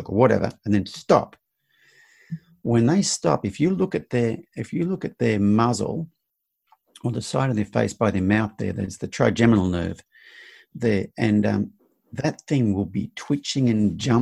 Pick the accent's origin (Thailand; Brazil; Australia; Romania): Australia; now in United States; growing up in Australia, my generation, you're taught boys don't cry